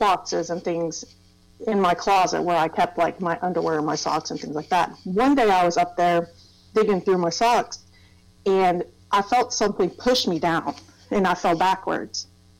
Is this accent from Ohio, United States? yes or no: no; Thomas, West Virginia, United States; we'd always end up back in Thomas, West Virginia, which is where I consider my hometown. So, yeah, I lived there for a long time. In Thomas, West Virginia, and if you've never been there, it's a little mountain town. It was a coal mining town.